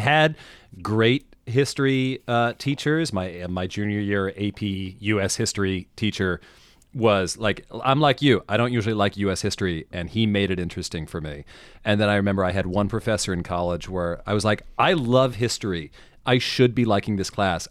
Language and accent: English; Mid-Atlantic, United States; I grew up in the Mid-Atlantic. Um, I grew up, like, ten minutes from, um, Washington's headquarters